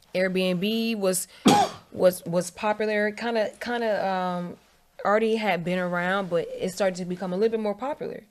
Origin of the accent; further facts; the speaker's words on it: Virginia, United States; moved away as an adult; also born or lived in Atlanta, Georgia; I grew up in Virginia.